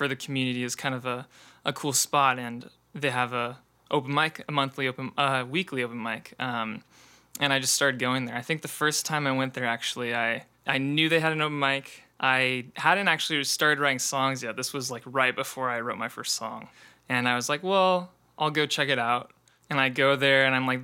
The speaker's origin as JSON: {"language": "English", "area": "Bay Area", "region": "California", "country": "United States", "tie": "born or raised there", "also_born_or_lived": "San Diego, California", "moved": "as an adult", "lives_now": "Seattle, United States", "said": "I grew up in the Bay Area, so right between San Francisco and San Jose"}